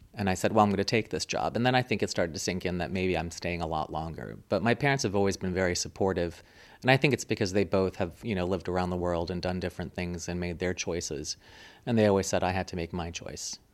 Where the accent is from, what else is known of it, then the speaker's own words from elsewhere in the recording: Springfield, Virginia, United States; moved away as an adult; also born or lived in Munich, Germany; now in Stockholm, Sweden; I was born in Munich and lived in Munich until I was eight, and then we moved to the States, and I basically grew up to a suburb of Washington, D C, called Springfield.